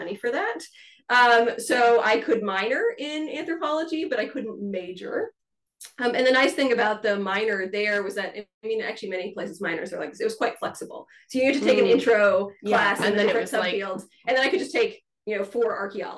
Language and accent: English; Kentucky, United States; moved away as an adult; also born or lived in Illinois / Michigan / Germany / Alaska; I grew up in the rural South. The town that I grew up in Kentucky, had about, I think, 7,000 people when I lived there.